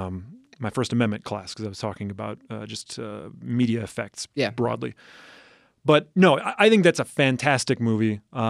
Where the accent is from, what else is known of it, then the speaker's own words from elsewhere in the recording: Upper Midwest, United States; But I'm also from the Upper Midwest.